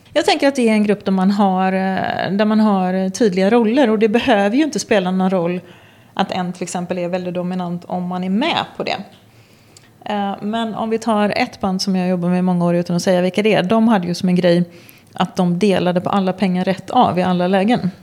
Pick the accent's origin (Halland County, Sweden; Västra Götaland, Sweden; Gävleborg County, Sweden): Västra Götaland, Sweden; Gothenburg; jag är från Göteborg